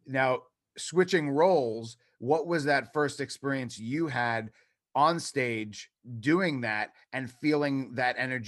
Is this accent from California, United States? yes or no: no; New York, United States; like everyone else I grew up like with in New York.